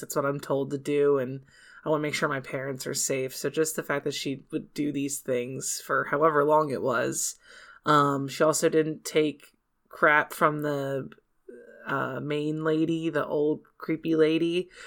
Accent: United States; We're American

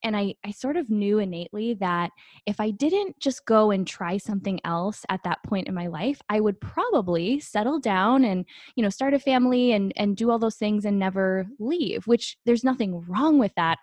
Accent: Green Bay, Wisconsin, United States; moved away as an adult; now in Phoenix, United States; I grew up in Green Bay, Wisconsin. I am a Midwest girl at heart. I live in Phoenix, Arizona now

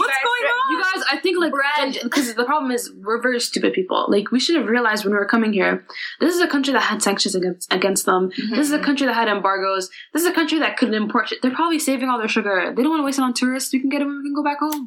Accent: Canada; moved away as an adult; now in United Kingdom; Came from the UK, but I'm from Canada. I was born in Canada.

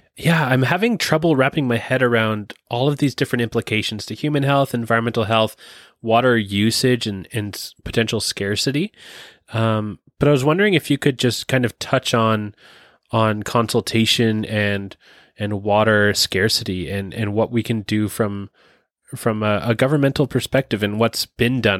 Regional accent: Ontario, Canada; moved away; I'm originally from Ontario

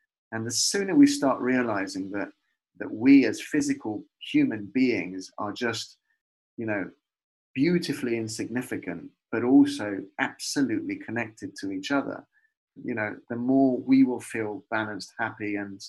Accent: Leicester, East Midlands, United Kingdom; When I was growing up in Leicester, just off Victoria Park, you know Victoria Park?

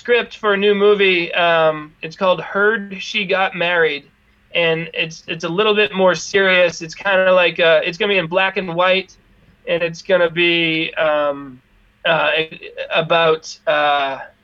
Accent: United States; I'm an American.

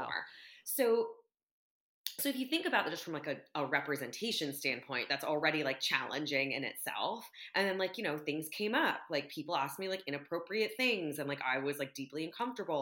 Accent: United States; I'm Vietnamese American

